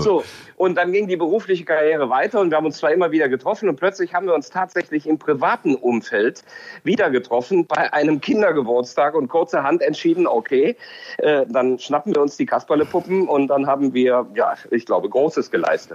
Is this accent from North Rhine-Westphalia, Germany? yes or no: yes; Cologne, North Rhine-Westphalia, Germany; ich eben Kölner bin